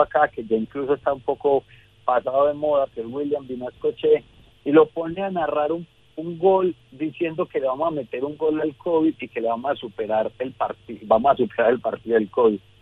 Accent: Medellín, Antioquia, Colombia

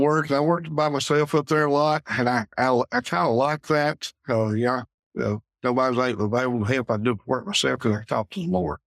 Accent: Pickens, South Carolina, United States; in church I grew up in Mountain Grove Baptist up above Pickens

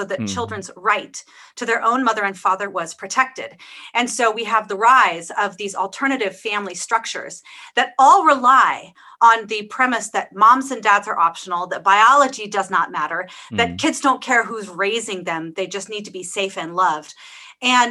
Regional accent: Pacific Northwest, United States; I grew up in the Pacific Northwest

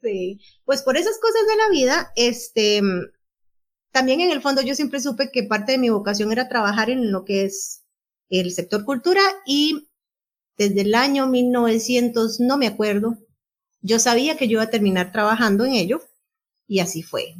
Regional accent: Panama City, Panama; nací el 31 de marzo de 1977 en Ciudad de Panamá

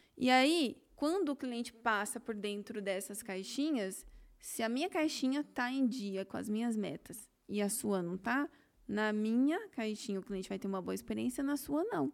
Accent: Campinas, São Paulo, Brazil; Eu nasci em Campinas

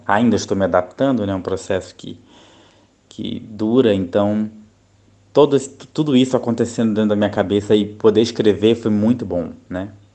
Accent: Rio de Janeiro, Brazil; moved away as an adult; now in Thailand; eu sou do Rio de Janeiro, né? do estado do Rio de Janeiro, mas atualmente eu moro na Tailândia

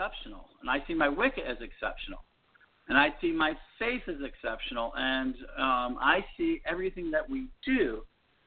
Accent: United States; I'm an American

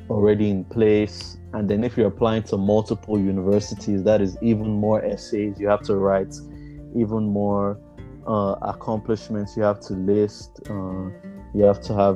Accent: Auchi, Edo, Nigeria; moved away as an adult; now in California, United States; I am from Auchi, Edo State in Nigeria.

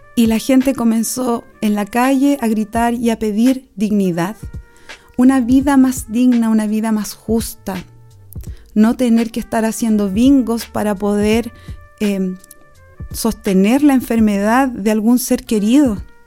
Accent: Chile; Nací en la Sol de Septiembre, en la población Sol de Septiembre

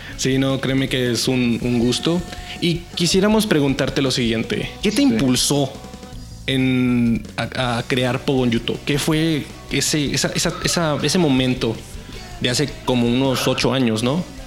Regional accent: Saltillo, Coahuila, Mexico; Yo soy de Saltillo, Coahuila

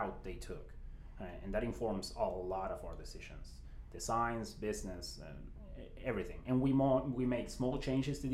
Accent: Buenos Aires, Argentina; moved away as an adult; We're from Buenos Aires

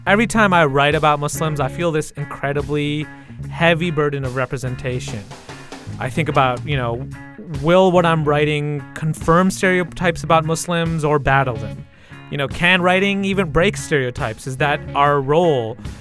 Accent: Michigan, United States; I grew up in Michigan

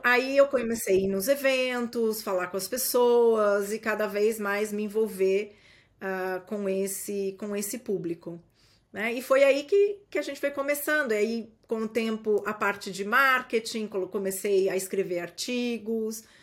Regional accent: Brazil; moved away as an adult; now in United States; nós somos brasileiros

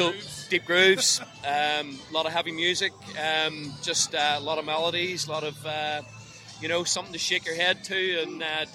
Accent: Northern Ireland, United Kingdom; when we were growing up, obviously we're from Northern Ireland

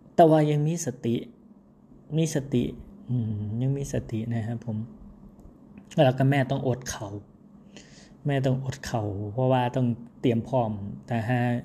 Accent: Isan, Thailand; ผมว่าคนอีสานเฮา

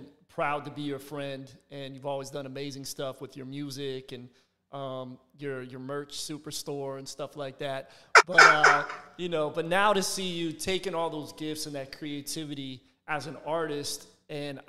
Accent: Philadelphia, Pennsylvania, United States; now in Tampa, United States; My best friend growing up in Philly

